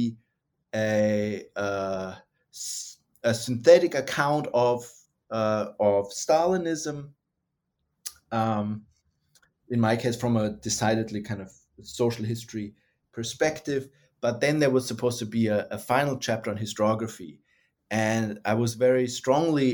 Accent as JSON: {"language": "English", "country": "Germany", "tie": "born or raised there", "also_born_or_lived": "United States", "moved": "as an adult", "lives_now": "Australia", "said": "was born and raised in Germany, got interested in Russia and then the Soviet Union, and then was trained in the United States and ended up in Australia"}